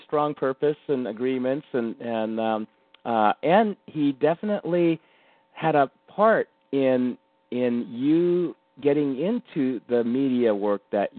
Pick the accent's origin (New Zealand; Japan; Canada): Japan; born there; I'm 100% Japanese. And I was born in Japan.